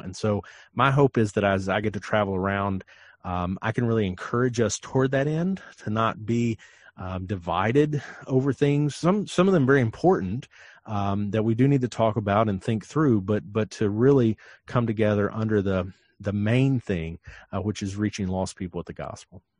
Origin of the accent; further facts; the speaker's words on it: Western North Carolina, United States; I eat Lexington barbecue because I'm from Western North Carolina